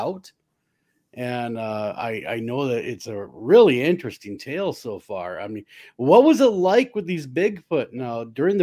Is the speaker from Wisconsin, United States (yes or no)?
no; Minnesota, United States; I'm from Minnesota, so is …